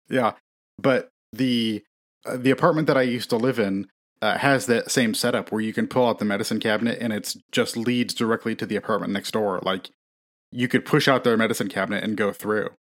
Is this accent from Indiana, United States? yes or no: yes; Elkhart, Indiana, United States